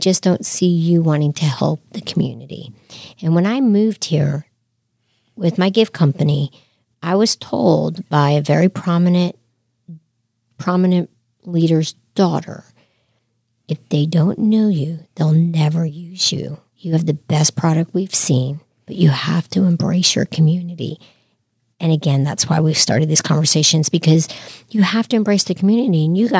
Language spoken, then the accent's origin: English; East Coast, United States; also born or lived in Florida / Connecticut; You know, I've lived in a lot of different places. I'm originally from the East Coast. I've lived in Florida, Connecticut, overseas.